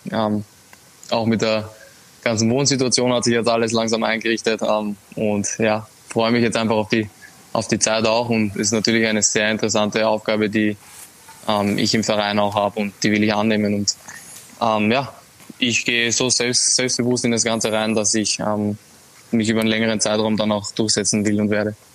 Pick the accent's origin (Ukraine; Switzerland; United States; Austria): Austria; now in Italy; ich als Österreicher